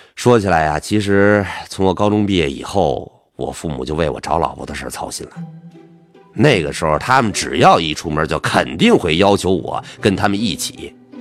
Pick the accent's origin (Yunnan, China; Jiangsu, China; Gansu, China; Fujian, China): Jiangsu, China; northern Jiangsu countryside, China; 我们老家在那个苏北农村呢